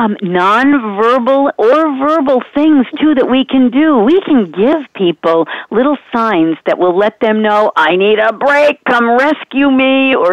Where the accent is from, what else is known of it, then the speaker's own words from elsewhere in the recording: Rhode Island, United States; I come from Rhode Island, okay? Rhode Island, okay. Massachusetts area.